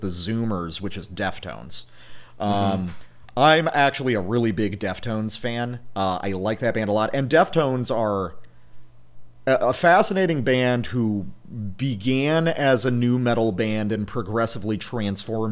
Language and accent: English; the South, United States; me growing up in the South